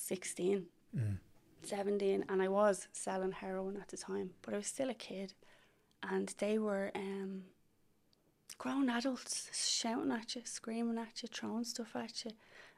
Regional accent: Dublin, Leinster, Ireland; I'm from Ballymun. Mm-hmm. I grew up there. Went to the Irish school there back in the 90s.

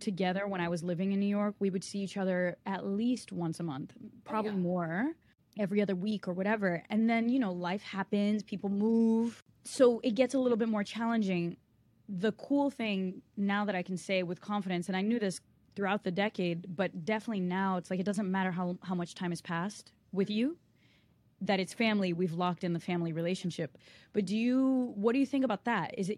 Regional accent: Brazil; moved away; also born or lived in Connecticut; growing up in the Brazilian culture, like, I was kind of born to be programmed in this ecosystem of cousins and aunts and uncles, and everything was supposed to be family driven. And that's how it was when we were in Brazil. And that's how it would have still been had we never left

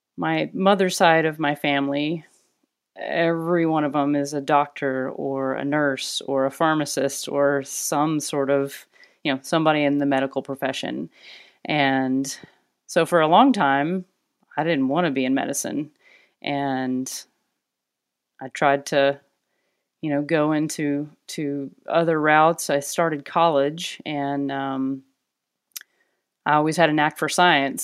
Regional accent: Arkansas, United States; moved away as an adult; now in Portland, United States; I'm originally from Arkansas, and so, uh, a long way from where I was born and raised.

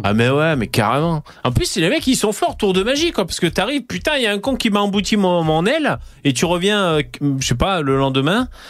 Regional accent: Gard, Occitania, France; je viens de du Gard

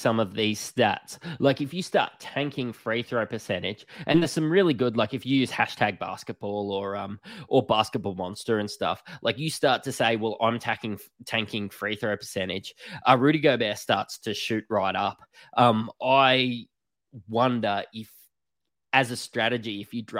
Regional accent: Australia; accent: Bogan; us being Australian, you can probably tell by our Bogan accents.

